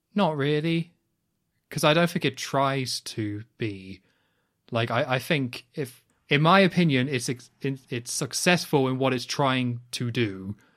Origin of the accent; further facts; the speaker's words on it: United Kingdom; I'm British